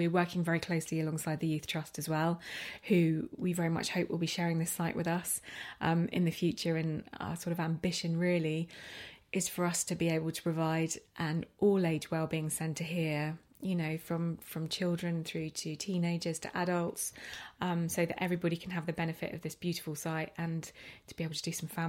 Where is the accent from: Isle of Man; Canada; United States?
Isle of Man; Arrowton; But living in that house in Arrowton and, you know, weekends